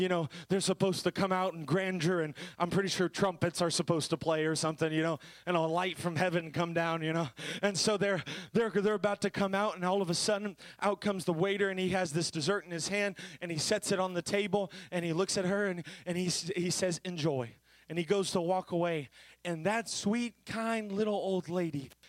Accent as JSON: {"language": "English", "region": "Florida", "country": "United States", "said": "I'm from Florida"}